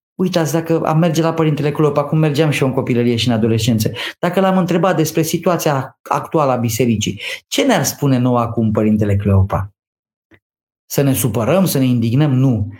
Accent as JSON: {"language": "Romanian", "area": "near Câmpina", "region": "Prahova Valley", "country": "Romania", "tie": "born or raised there", "said": "Eu am copilărit lângă Câmpina, sunt prahovean de pe Valea Prahovei"}